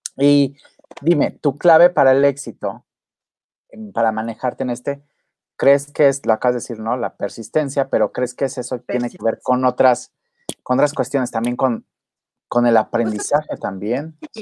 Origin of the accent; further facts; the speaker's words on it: Acapulco, Guerrero, Mexico; mi pueblo querido